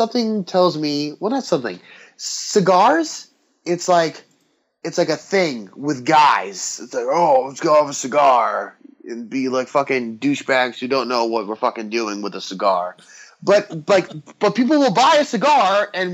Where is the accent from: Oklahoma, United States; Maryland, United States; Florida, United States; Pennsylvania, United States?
Florida, United States; Miami; I'm a Cuban from Miami